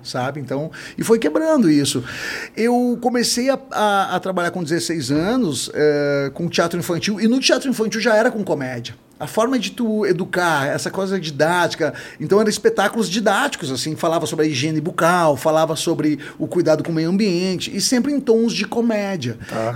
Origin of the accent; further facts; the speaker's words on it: Novo Hamburgo, Rio Grande do Sul, Brazil; Eu sou natural de Novo Hamburgo